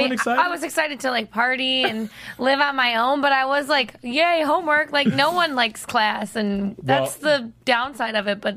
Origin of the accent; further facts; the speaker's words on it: Ohio, United States; moved away; I was from my hometown, Ohio.